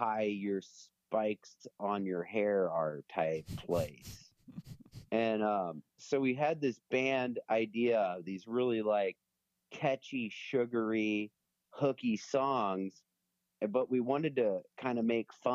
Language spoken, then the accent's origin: English; St. Louis, Missouri, United States; We're from St. Louis.